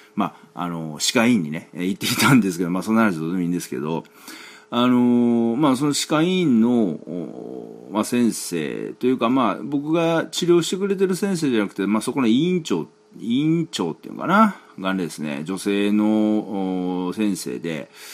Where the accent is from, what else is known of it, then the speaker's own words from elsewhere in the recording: Kansai, Japan; now in Tokyo, Japan; 僕、まあね、関西出身、東京済み